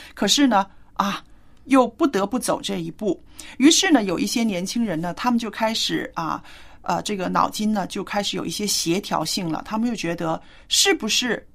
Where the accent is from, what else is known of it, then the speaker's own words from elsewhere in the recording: China; 我们中国人